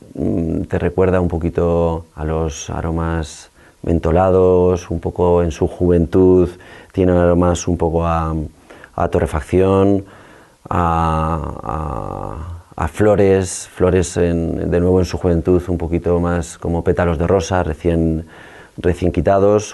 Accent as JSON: {"language": "Spanish", "town": "La Aguilera", "region": "Castile and León", "country": "Spain", "said": "soy un viñador de la Aguilera, en la Ribera del Duero, cerca de Aranda de Duero"}